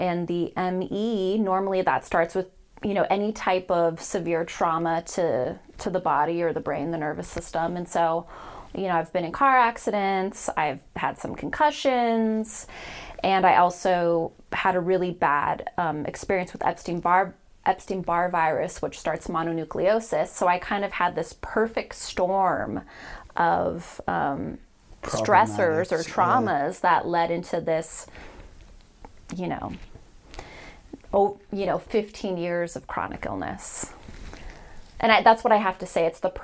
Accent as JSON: {"language": "English", "area": "Marin County", "region": "California", "country": "United States", "tie": "born or raised there", "also_born_or_lived": "San Francisco", "said": "I was born in San Francisco, but mainly raised in Marin County"}